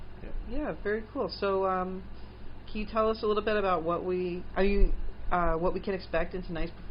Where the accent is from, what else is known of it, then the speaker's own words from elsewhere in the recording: Philadelphia, Pennsylvania, United States; moved away; I'm from the East Coast, but I'm from Philly.